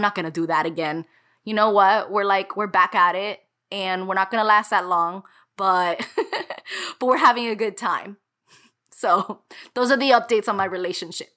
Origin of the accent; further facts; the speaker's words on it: Miami, Florida, United States; moved away as an adult; Nothing quite feels like home as this city does. It's a kind of oppressive home for me, or kind of it always felt that way a home that I wanted to get away from